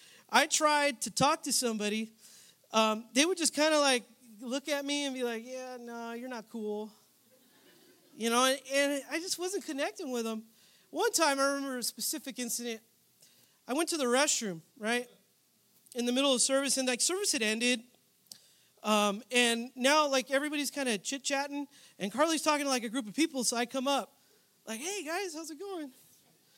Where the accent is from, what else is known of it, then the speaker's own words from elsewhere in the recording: San Jose, California, United States; now in Southern California, United States; I was born and raised in San Jose, California, but I moved out here to start school